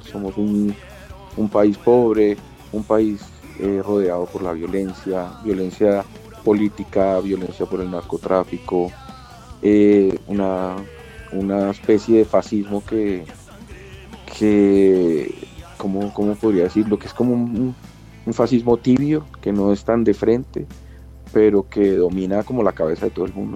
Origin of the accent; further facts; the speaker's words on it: Colombia; nosotros somos colombianos y unos colombianos que pretenden hacer rock